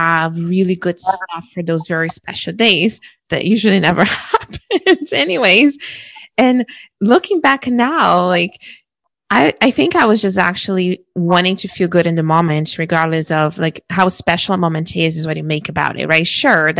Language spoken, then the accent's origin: English; Brazil; moved away as an adult; now in Canada; culturally growing up in Brazil, and I moved to Canada when I was 21. So my forming years were back home